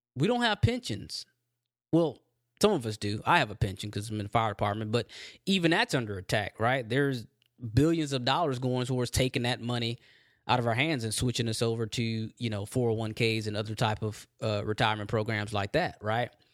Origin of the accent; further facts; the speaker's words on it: Texas, United States; I'm from Texas